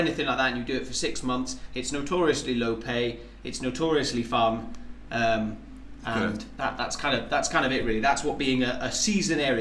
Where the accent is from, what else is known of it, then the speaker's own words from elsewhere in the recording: Highlands of Scotland, United Kingdom; moved away as an adult; growing up in the Highlands of Scotland